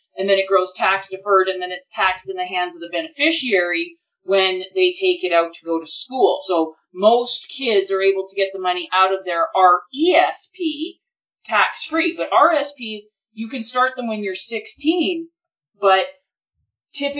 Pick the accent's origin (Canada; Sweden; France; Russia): Canada; being Canadian